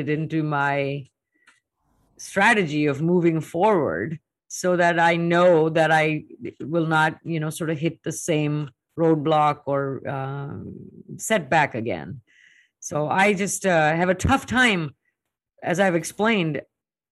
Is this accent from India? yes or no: yes; India; moved away as an adult; now in United States; I was plucked from India, and now I'm in the US